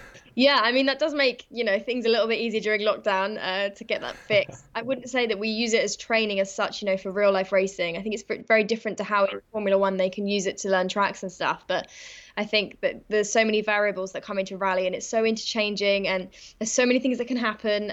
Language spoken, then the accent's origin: English; England, United Kingdom; also born or lived in Kent; I'm from England